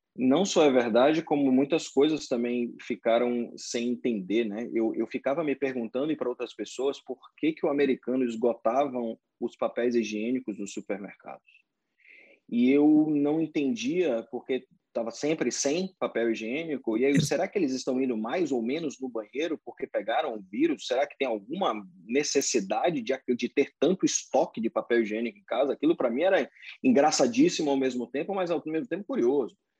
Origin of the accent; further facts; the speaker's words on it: Salvador, Bahia, Brazil; moved away as an adult; now in Orlando, United States; eu fui criado em escola de inglês em Salvador